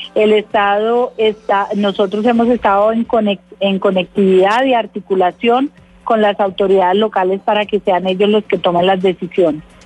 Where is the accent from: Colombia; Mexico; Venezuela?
Colombia; todos somos colombianos